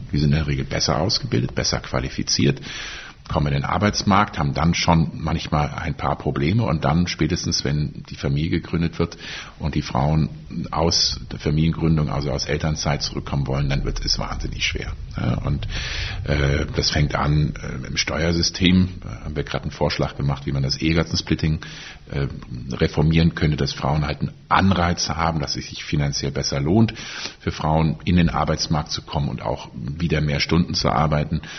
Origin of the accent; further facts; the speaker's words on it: North Rhine-Westphalia, Germany; Ich komme auch aus Nordrhein-Westfalen, daher heißt es so.